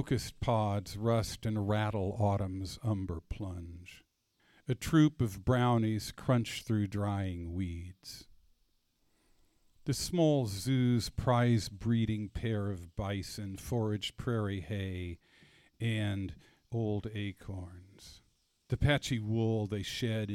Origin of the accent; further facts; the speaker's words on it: Independence, Kansas, United States; my hometown of Independence, Kansas